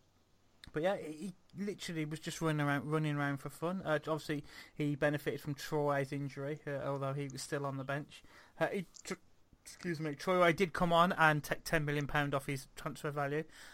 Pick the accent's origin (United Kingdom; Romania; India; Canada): United Kingdom; Wolverhampton, West Midlands; living around here, and being growing up in Wolverhampton